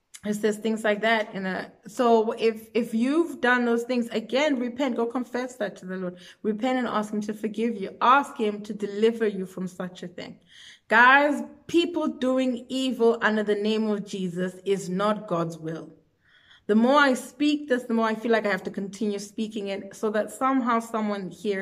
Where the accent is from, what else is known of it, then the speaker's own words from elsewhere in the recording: South Africa; I'm from South Africa